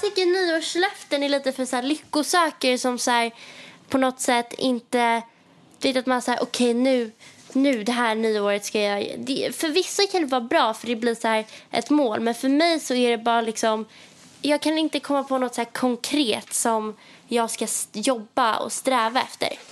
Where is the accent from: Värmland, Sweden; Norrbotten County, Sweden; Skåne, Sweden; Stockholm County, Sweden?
Stockholm County, Sweden; Stockholm; moved away as an adult; now in Paris, France; att vara hemma i Stockholm